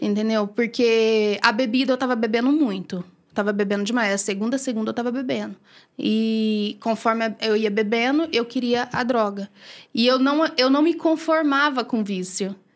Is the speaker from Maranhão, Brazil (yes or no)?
yes; Bacabal, Maranhão, Brazil; also born or lived in São Luís, Maranhão; now in Brodowski, Brazil; sou de Bacabal, Maranhão